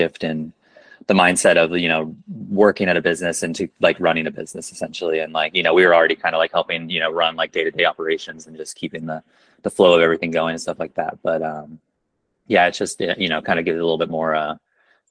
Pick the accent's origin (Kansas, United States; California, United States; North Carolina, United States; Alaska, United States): Kansas, United States; Topeka; also born or lived in Chicago, United States / Brooklyn, United States; now in Lawrence, United States; I grew up in Topeka